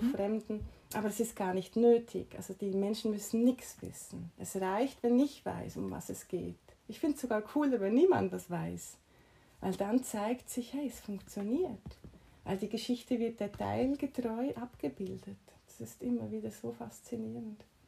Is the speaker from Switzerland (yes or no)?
yes; Switzerland; moved away as an adult; now in Mallorca, Spain; dass ich in der Schweiz groß geworden bin und meine Ausbildung gemacht habe